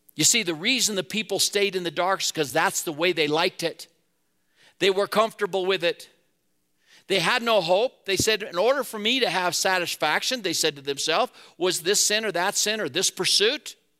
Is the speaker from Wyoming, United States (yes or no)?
yes; Wheatland, Wyoming, United States; now in Laramie, United States; I grew up in Wheatland